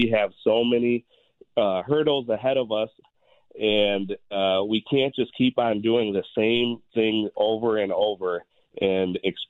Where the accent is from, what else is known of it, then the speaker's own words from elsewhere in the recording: Minneapolis, Minnesota, United States; also born or lived in India / Chicago; I was born in India. I was adopted when I was 2 years old and came to Minnesota and grew up in South Minneapolis, like you said. Went to Minneapolis Public Schools. Then I switched over, went to Minnehaha Academy in Minneapolis.